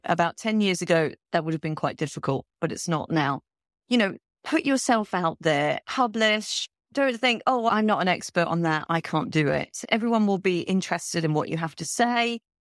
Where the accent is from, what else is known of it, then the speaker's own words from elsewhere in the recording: London, United Kingdom; moved away as an adult; also born or lived in Malaysia / India / Afghanistan / Qatar; now in Saudi Arabia; I'm from London